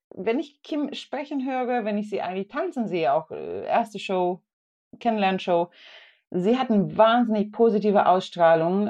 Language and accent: German; Sweden; Also ich komme ja aus Schweden